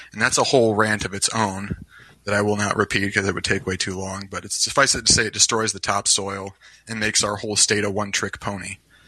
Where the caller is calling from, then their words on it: Iowa, United States; I'm calling from Iowa.